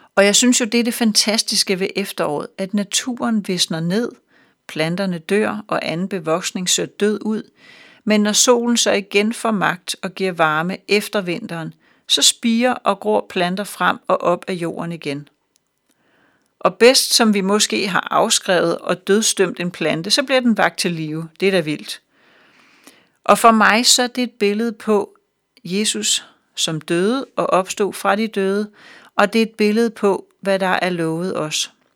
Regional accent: Denmark; vi som danskere

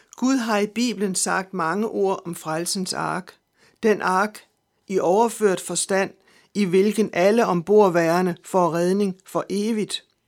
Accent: Denmark

